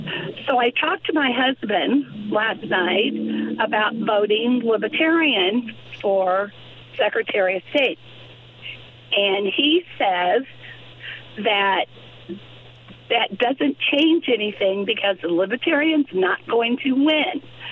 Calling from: Bloomington, Illinois, United States; I'm from the Bloomington area, and sometimes it's hard to pick you up, but I get you most of the time.

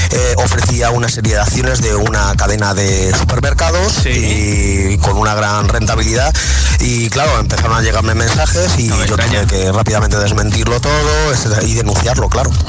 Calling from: Valencia, Valencian Community, Spain; Hola, buenas tardes … de Valencia

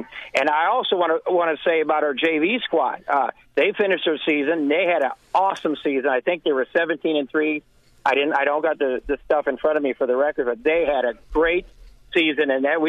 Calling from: Florida, United States; No, I am calling you from Roger Williams Field.

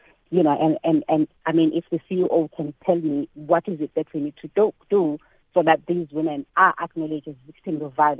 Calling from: Durban, KwaZulu-Natal, South Africa; I'm calling you from Durban.

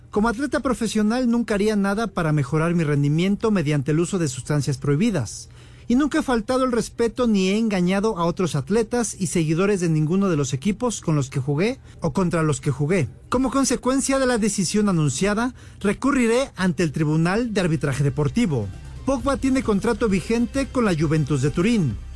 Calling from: Morelia, Michoacán, Mexico; Bueno, eh, buenas noches, señores. … de Morelia.

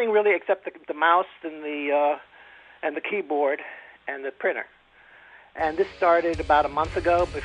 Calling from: Danbury, Connecticut, United States; I'm from Danbury, and uh, I'm a I consider myself a little bit of a geek.

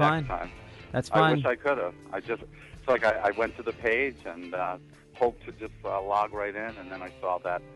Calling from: San Francisco, California, United States; I'm calling from San Francisco, from a club called Red Devil Lounge, where we're doing our finale.

